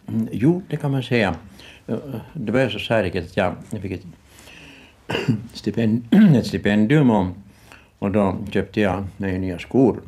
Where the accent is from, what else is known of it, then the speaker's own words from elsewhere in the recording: Ostrobothnia, Finland; moved away as an adult; also born or lived in Vårdö, Åland; now in Kökar, Finland; en bondpojke från Österbotten, rena eh, torra bondlandet